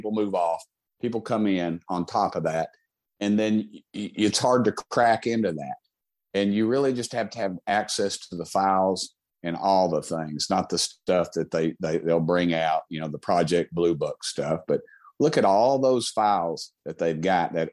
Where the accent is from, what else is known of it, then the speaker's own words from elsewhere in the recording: Tennessee, United States; I come from Tennessee. I was in the state legislature